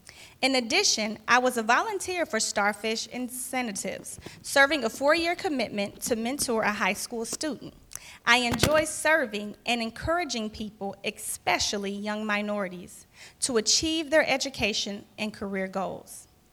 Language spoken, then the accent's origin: English; Evansville, Indiana, United States; now in Indianapolis, United States; I have been a member of Summit Church Indy since November 2014. I was born and raised in Evansville, Indiana, and I moved to Indianapolis in 1997.